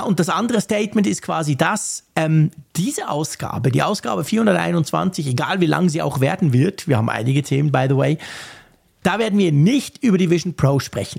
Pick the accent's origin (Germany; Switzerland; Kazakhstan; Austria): Switzerland; bei uns in der Schweiz